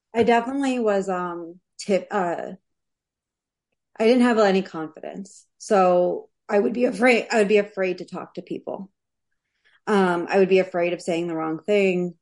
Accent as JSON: {"language": "English", "town": "New York City", "region": "New York", "country": "United States", "tie": "born or raised there", "said": "I'm from Queens, New York. So I was born in Whitestone, Queens"}